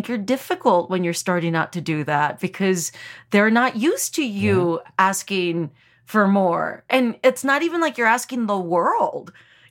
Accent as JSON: {"language": "English", "region": "South Texas", "country": "United States", "tie": "born or raised there", "moved": "yes", "said": "I grew up in South Texas"}